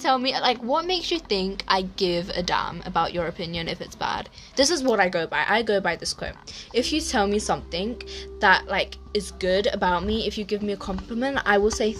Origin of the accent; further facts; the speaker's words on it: England, United Kingdom; I grew up in England, that we all did